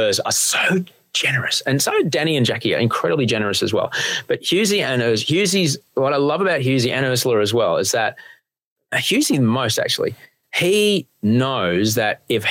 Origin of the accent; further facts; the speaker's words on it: Brisbane, Queensland, Australia; I grew up in Brisbane